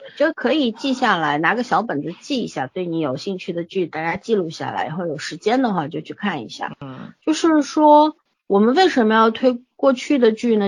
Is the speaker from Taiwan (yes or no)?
no; China; 我们中国人